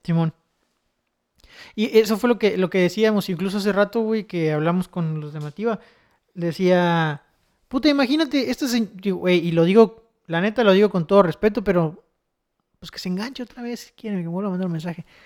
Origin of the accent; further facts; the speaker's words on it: Chetumal, Quintana Roo, Mexico; soy de Chetumal